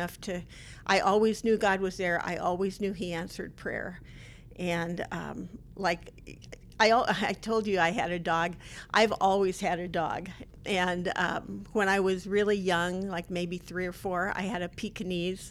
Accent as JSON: {"language": "English", "town": "Bridal Veil", "region": "Oregon", "country": "United States", "tie": "born or raised there", "said": "I was brought up in Bridalville, Oregon, which is pretty close to Multnomah Falls"}